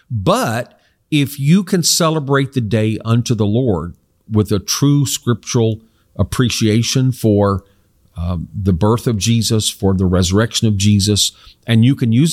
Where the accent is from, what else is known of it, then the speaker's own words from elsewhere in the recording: South Korea; I grew up in Korea where my parents were missionaries, and it was a predominantly non Christian country.